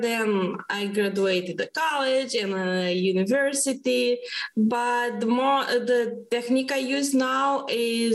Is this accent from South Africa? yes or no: no; Moldova; I'm from Moldova.